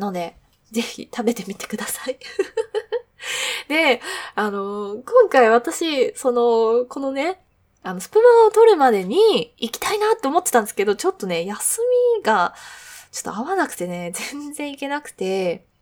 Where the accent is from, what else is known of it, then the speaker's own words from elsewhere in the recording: Kanagawa, Japan; moved away as an adult; also born or lived in Nagoya; now in Tokyo, Japan; 神奈川出身なんですけど、まあ、実家の近く